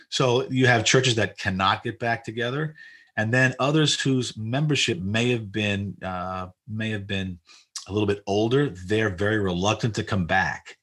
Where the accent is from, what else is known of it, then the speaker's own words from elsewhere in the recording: New York City, New York, United States; moved away; I was born in Jackson Heights, but we, we, we were living in Maspeth